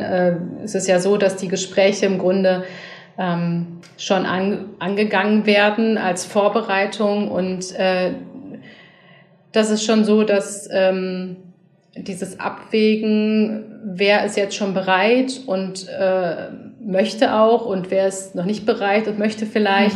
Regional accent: Berlin, Germany; ich als Berlinerin und als Frau

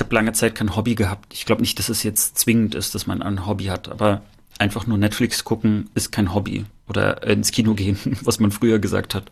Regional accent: northern East Germany, Germany; wenn ich sage, ich komme aus dem Norden, wird gesagt, nee, du kommst nicht aus dem Norden, du kommst ja aus dem Osten

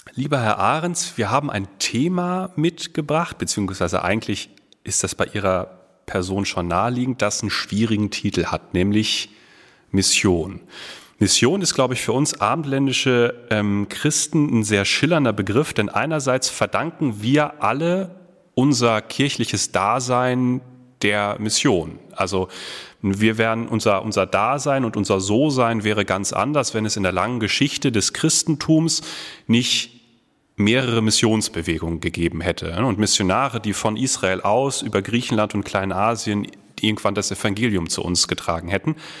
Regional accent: North Rhine-Westphalia, Germany; moved away as an adult; also born or lived in Ruhr area; now in Herford, Germany; Ich bin tatsächlich gebürtiger Ostwestfale

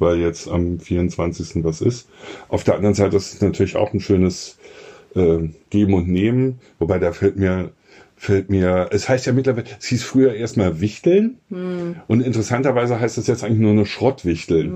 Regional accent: Berlin, Germany

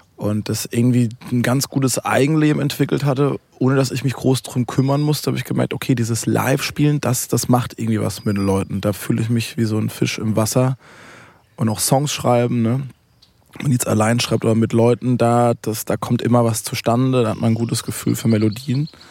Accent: Waldbronn, near Karlsruhe, Baden-Württemberg, Germany; ich komme aus Karl, also Karlsruhe ist die größere Stadt, kommt Ettlingen, kommt Waldbronn

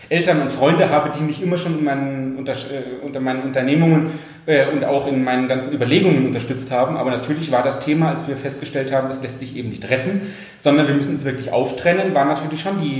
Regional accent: Munich, Bavaria, Germany; ich komme ursprünglich aus München, habe dort Fitnessökonomie

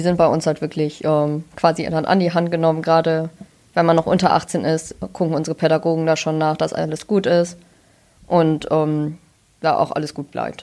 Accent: near Münster, North Rhine-Westphalia, Germany; Ich komme auch aus der Nähe von Münster, nur halt von der anderen Seite

